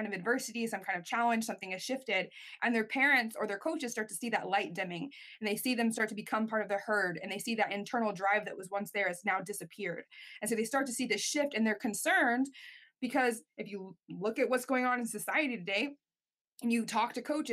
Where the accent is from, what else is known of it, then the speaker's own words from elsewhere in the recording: United States; I'm an American in Canada at the Olympic Training Institute.